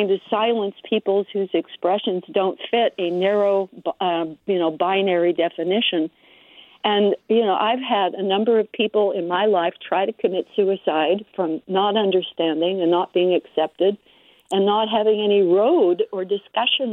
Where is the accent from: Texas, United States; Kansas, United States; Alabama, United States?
Kansas, United States; Wichita; also born or lived in Berkeley, California; now in Santa Rosa, United States; I grew up in Wichita, Kansas